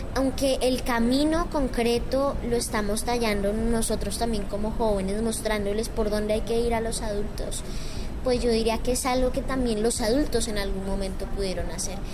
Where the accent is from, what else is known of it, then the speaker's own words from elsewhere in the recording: Villeta, Cundinamarca, Colombia; Soy de Colombia, de Cundinamarca, de Villeta